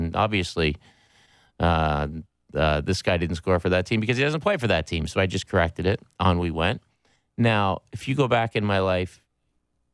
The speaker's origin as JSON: {"language": "English", "area": "Pictou County", "region": "Nova Scotia", "country": "Canada", "said": "I'm from Pictou County"}